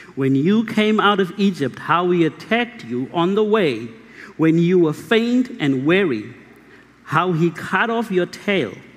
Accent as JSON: {"language": "English", "town": "Mahikeng", "region": "North West", "country": "South Africa", "tie": "born or raised there", "also_born_or_lived": "Kimberley, South Africa", "second_language": "English", "said": "I was born in Kimberley and I grew up in Mahikeng"}